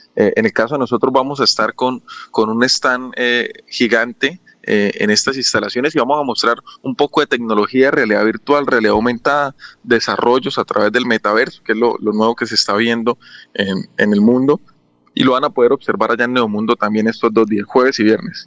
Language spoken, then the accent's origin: Spanish; Colombia; estamos nosotros como, como colombianos